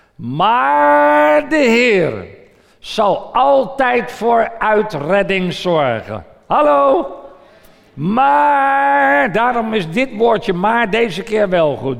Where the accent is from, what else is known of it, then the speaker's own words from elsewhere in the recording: Voorburg, South Holland, Netherlands; mijn moeder toen we in Voorburg woonden